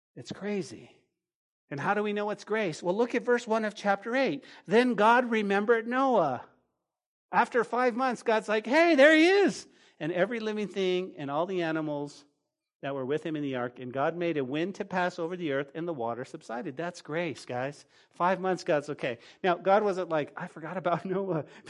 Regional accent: New Mexico, United States; now in Lubbock, United States; Growing up in New Mexico

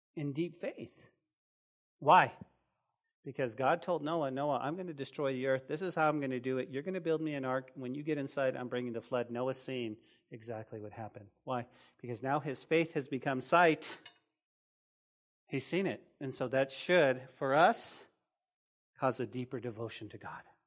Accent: New Mexico, United States; now in Lubbock, United States; Growing up in New Mexico

